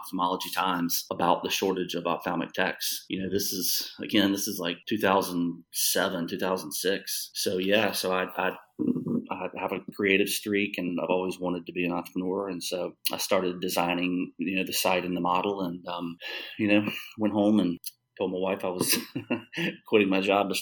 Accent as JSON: {"language": "English", "region": "South Carolina", "country": "United States", "tie": "born or raised there", "accent": "drawl", "moved": "yes", "said": "I'm from North Carolina, but even worse, I grew up in South Carolina."}